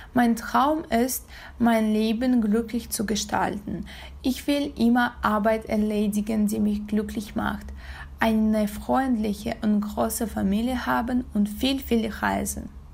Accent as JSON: {"language": "German", "country": "Kazakhstan", "second_language": "German", "said": "ich komme aus Kasachstan"}